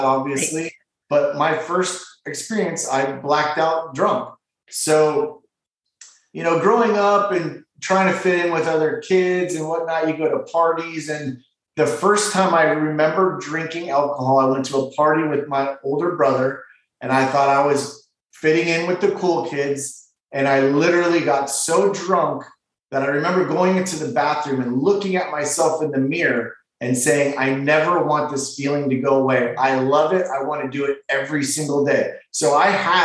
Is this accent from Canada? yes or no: yes; Ontario, Canada; now in West Palm Beach, United States; I was born in Ontario, Canada